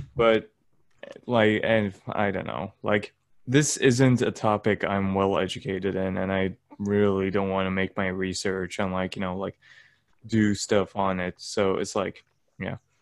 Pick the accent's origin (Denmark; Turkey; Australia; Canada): Turkey; accent: Turkish; my Turkish accent